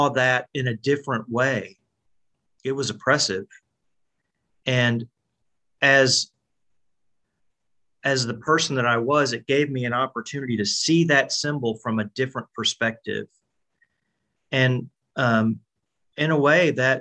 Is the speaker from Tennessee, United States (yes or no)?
yes; Nashville area, Tennessee, United States; I grew up in the Nashville area